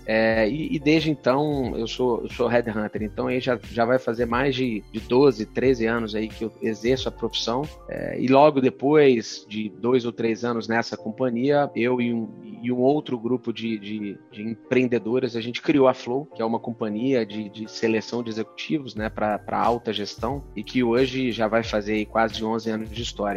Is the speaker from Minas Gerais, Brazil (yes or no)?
yes; Belo Horizonte, Minas Gerais, Brazil; moved away as an adult; also born or lived in Curitiba / São Paulo; Para sair de Belo Horizonte e ir para Curitiba e São Paulo. E foi assim que, que eu saí ali da, da, da, minha terra natal lá.